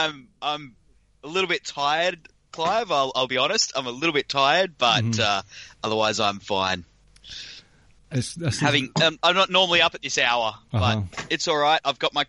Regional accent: Australia; accent: broad Australian; my broad Australian accent. I've been told it's classified as broad.

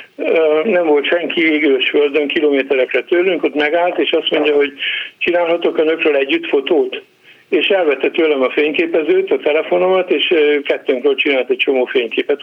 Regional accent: Hungary; moved away as an adult; also born or lived in Germany; now in Canada; nekünk azért a legszebb Magyarország, mert mi ott születtünk, ott nőttünk föl

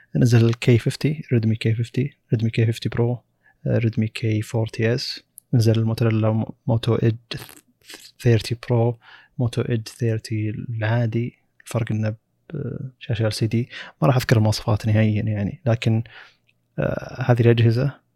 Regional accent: Saudi Arabia; موجود عندنا بالسعوديه

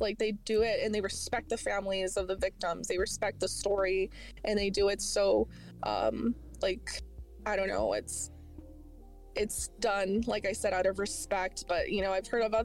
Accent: Southwest, United States; growing up in the Southwest

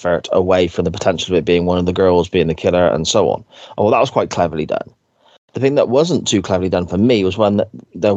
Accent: Gloucester, South West England, United Kingdom; I am from Gloucester

